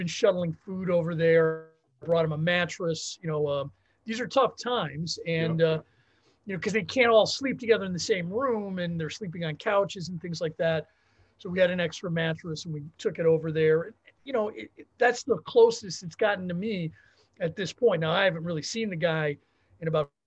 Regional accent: Cincinnati, Ohio, United States; I grew up in Cincinnati

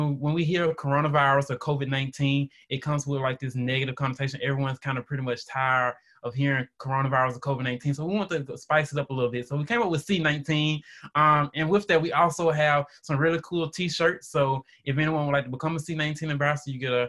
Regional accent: West Point, Mississippi, United States; my beginning started in small town West Point, Mississippi.

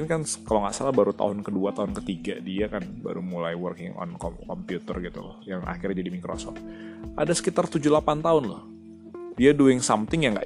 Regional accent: North Sumatra, Indonesia; Kayak misalnya gue orang Batak nih. Kenapa orang Batak banyak yang sukses jadi lawyer? Ya karena di culture Batak itu sudah diajarkan ngomong dari zaman kecil gitu loh.

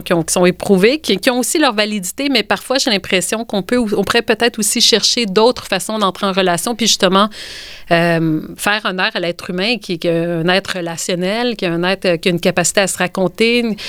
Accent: Quebec, Canada; notre identité en tant que Québécois

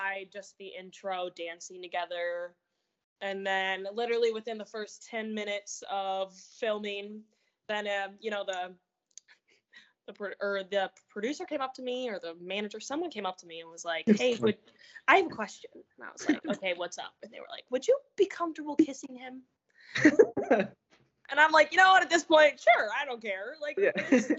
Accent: Detroit, Michigan, United States; we're from Detroit

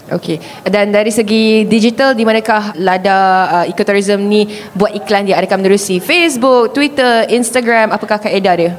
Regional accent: Sabah, Malaysia; saya orang Sabah

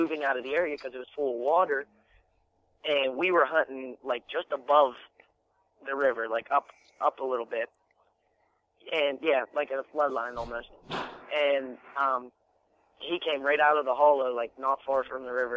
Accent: Elizabeth, Pennsylvania, United States; I'm from a small town, Elizabeth, Pennsylvania

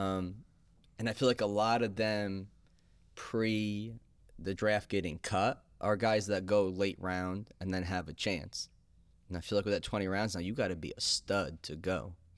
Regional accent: Chatham, New York, United States; also born or lived in Boston; I lived in Boston for a while, and Paul lived in New York, but we're from Chatham

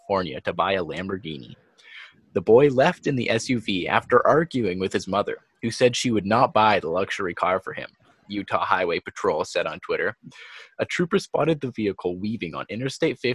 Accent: Ontario, Canada

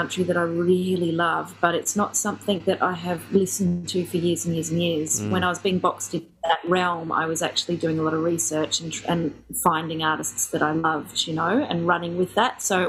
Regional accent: Ellesmere Port, North West England, United Kingdom; born there; I was born in Ellesmere Port, which is a little town just outside of Chester.

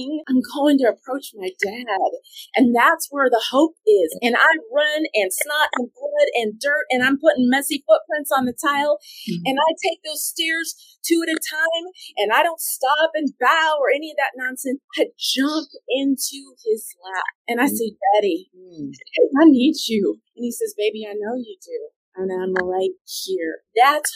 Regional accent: California, United States; moved away; also born or lived in Austin / Florida; where I grew up in California

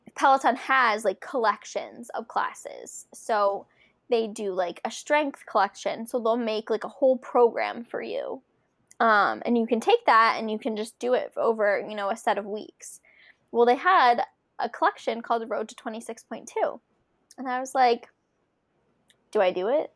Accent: Philadelphia, Pennsylvania, United States; now in Connecticut, United States; my hometown race, the Philadelphia Marathon

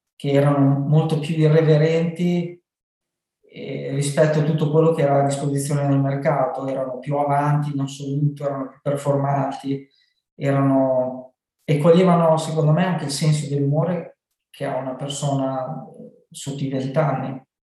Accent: Loiano, Emilia-Romagna, Italy; venne nel mio paese, si chiama Loiano

